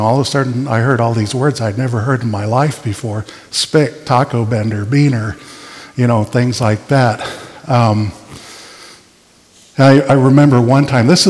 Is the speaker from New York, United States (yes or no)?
no; Kansas City, Kansas, United States; My first few years of life were in Armordale. I was born in Kansas City, Missouri, but we lived in Kansas. And the first memories are when I was 3 when we moved to Rosedale.